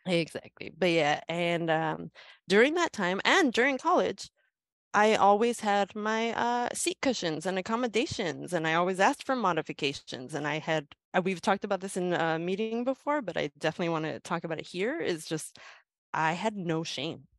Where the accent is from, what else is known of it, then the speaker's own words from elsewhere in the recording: Los Angeles, California, United States; I am from Southern California, born and raised in downtown Los Angeles